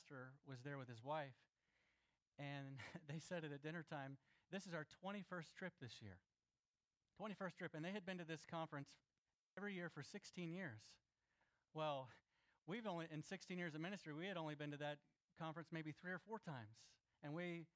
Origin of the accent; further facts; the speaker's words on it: Florida, United States; I grew up in Florida